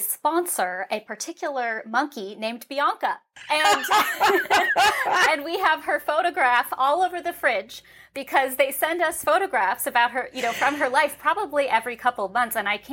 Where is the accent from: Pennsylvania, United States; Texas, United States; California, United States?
California, United States; San Francisco; I was a ballet dancer and I grew up in San Francisco